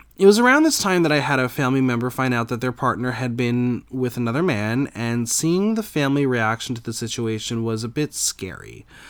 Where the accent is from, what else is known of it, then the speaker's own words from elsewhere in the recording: New Jersey, United States; I grew up in New Jersey with a pretty perfect life